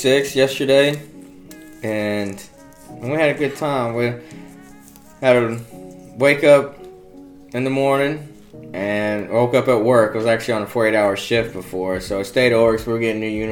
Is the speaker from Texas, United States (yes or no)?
yes; South Texas, United States; My pronunciation, I'm from South Texas, so we butcher some words down here